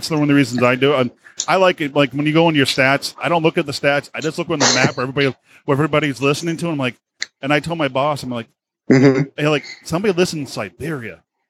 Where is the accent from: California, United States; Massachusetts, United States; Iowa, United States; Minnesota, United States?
Massachusetts, United States; Boston; accent: Boston; my Boston accent